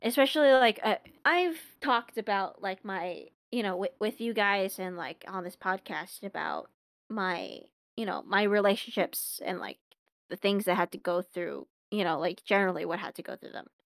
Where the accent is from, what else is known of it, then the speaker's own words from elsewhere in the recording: Long Beach, California, United States; I'm from Long Beach